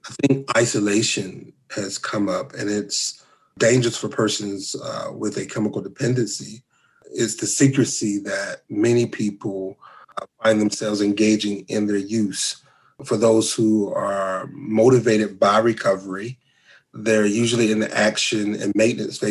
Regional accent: North Carolina, United States; moved away as an adult; now in Lubbock, United States; I am from North Carolina

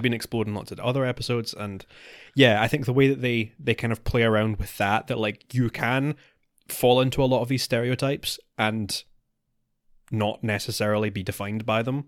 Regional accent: United Kingdom; we're, we're British.

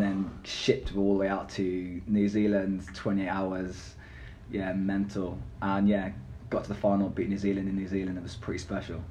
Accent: Gloucester, South West England, United Kingdom; also born or lived in Bristol; my hometown, Gloucester Academy

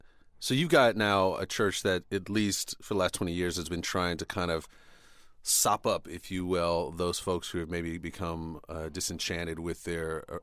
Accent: United States; growing up in the United States, you do get sort of kind of taught to think of people as these monoliths, right?

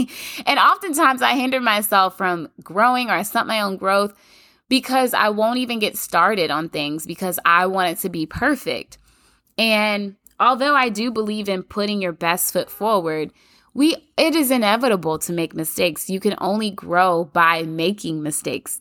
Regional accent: Kentucky, United States; I'm from Kentucky

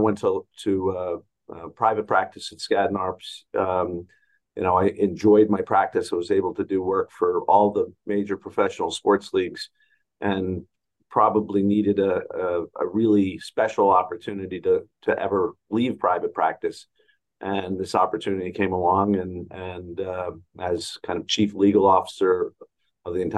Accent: New Jersey, United States; I'm from the New York area, grew up in New Jersey

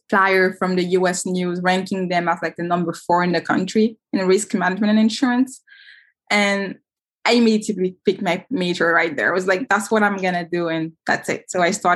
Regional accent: Guinea; now in Pennsylvania, United States; Growing up in Guinea, like in 2015

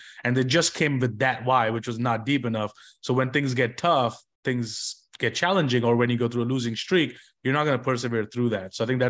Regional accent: India; English is a second language; moved away; especially because I moved from India and it was a completely different country and everything for me.

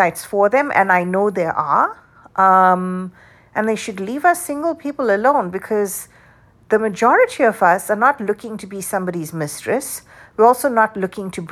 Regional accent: South Africa; moved away; the way I grew up in South Africa

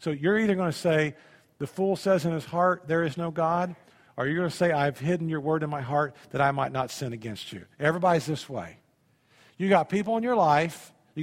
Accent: Indiana, United States; also born or lived in Tennessee; I grew up in Indiana. We had wells in Indiana.

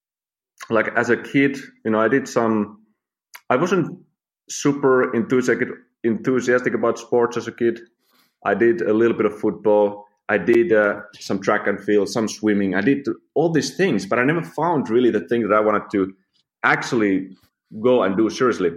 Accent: Finland; moved away as an adult; I'm from Finland. Lived there, you know, like 24 years before I started the travels.

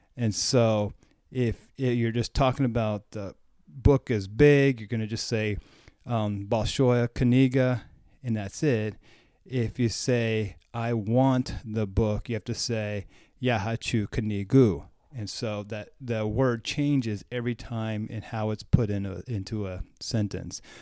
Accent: United States

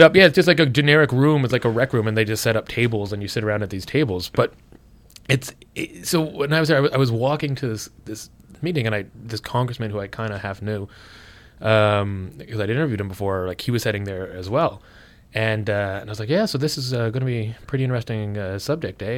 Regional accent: Canada; moved away as an adult; also born or lived in Ottawa; now in United States; being a Canadian down there

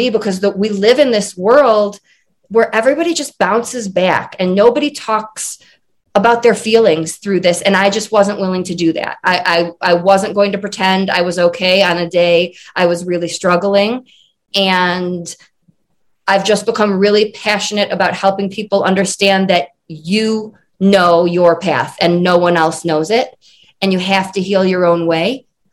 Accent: Michigan, United States; moved away as an adult; now in Colorado, United States; I'm originally from Michigan, and now I live in Colorado.

